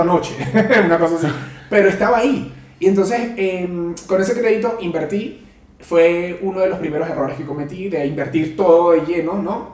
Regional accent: Venezuela; moved away as an adult; now in Mexico City, Mexico; ya tengo seis años viviendo en Ciudad de México, soy venezolano

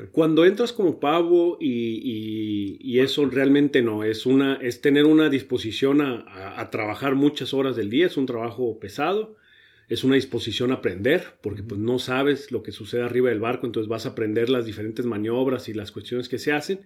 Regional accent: Ensenada, Baja California, Mexico; also born or lived in Mexico City / Monterrey / Sydney, Australia / Germany; yo llegué a Ensenada de tres años, entonces me considero ensenadense, aunque no nací aquí

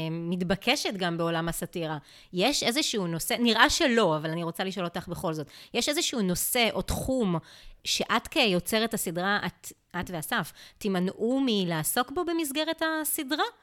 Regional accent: Israel; מה שנשאר לנו פה בתור ישראלים זה באמת האתוס הצה"לי

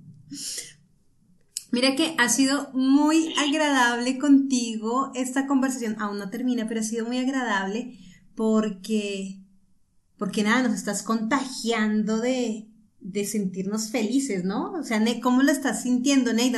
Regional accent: Bogotá, Colombia; accent: Colombian; Yo soy de Bogotá, pero mi familia paterna es, es Guajira. pero sí, soy, de Bogotá.

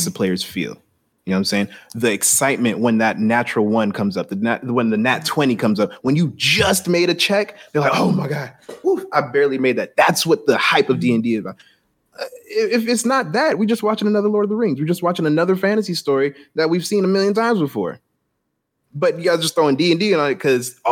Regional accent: Jamaica; I'm Jamaican

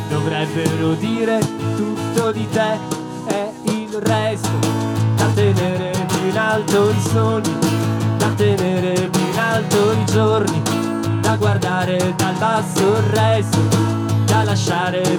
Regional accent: Turin, Piedmont, Italy; Noi siamo di Torino, il prossimo pezzo parla di Torino.

